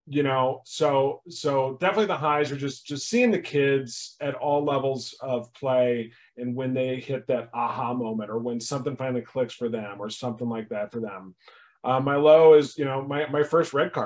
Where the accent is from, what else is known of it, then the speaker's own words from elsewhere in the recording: St. Louis, Missouri, United States; I'm from St. Louis